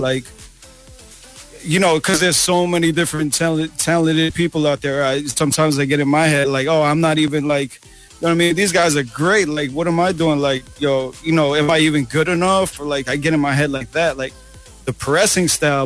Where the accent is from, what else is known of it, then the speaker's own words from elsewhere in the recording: New York City, New York, United States; now in Toronto, Canada; we didn't even know what a Filipino was growing up in New York City